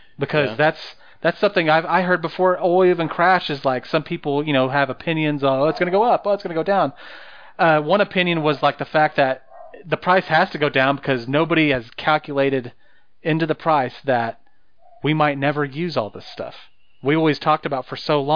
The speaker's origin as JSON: {"language": "English", "town": "Guymon", "region": "Oklahoma", "country": "United States", "moved": "yes", "said": "I'm from Guymon originally."}